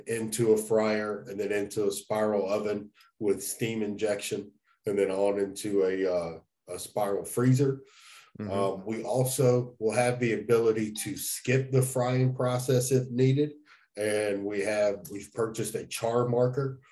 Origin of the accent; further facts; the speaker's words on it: North Carolina, United States; moved away as an adult; now in Dawson, Georgia, United States; I'm originally from North Carolina